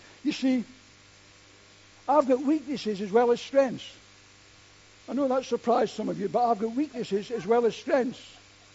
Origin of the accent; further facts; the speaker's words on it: United Kingdom; we're British and within our own culture